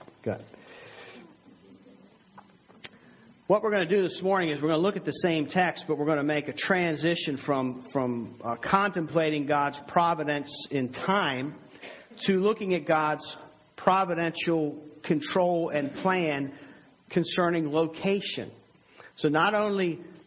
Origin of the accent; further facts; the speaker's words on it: Maryland, United States; now in Nottoway County, United States; I've actually lived here longer now than I did where I was brought up in Maryland